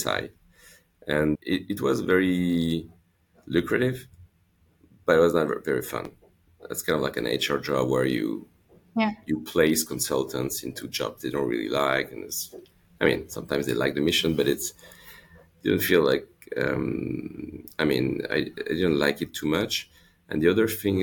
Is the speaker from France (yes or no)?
yes; Lyon, Auvergne-Rhône-Alpes, France; also born or lived in Los Angeles, United States; I grew up in Lyon